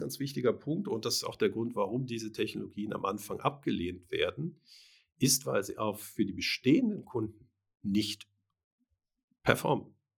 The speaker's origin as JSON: {"language": "German", "country": "Germany", "tie": "born or raised there", "said": "ich bin in Deutschland aufgewachsen."}